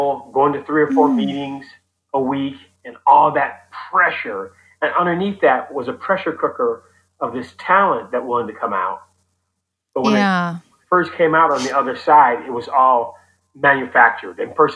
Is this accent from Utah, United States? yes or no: no; Oakland, California, United States; I grew up in Oakland in the 70s